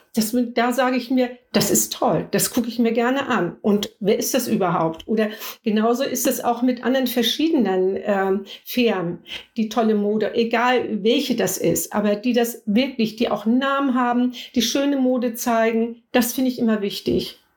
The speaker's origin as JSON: {"language": "German", "area": "near Flensburg", "region": "Schleswig-Holstein", "country": "Germany", "said": "Ich komme aus der Nähe von Flensburg"}